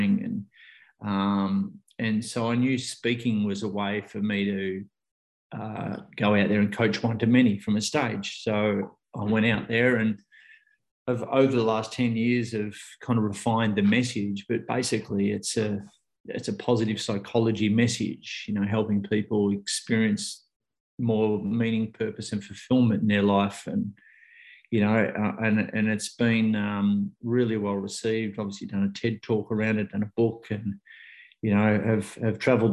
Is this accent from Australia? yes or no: yes; Australia; I'm an Australian who really in 20 years hadn't traveled that much